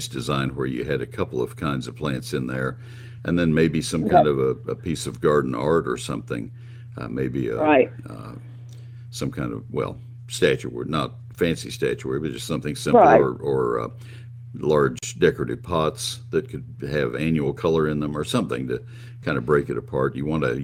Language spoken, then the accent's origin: English; College Station, Texas, United States; also born or lived in Dallas-Fort Worth area, Texas; I spent all of my childhood days growing up in College Station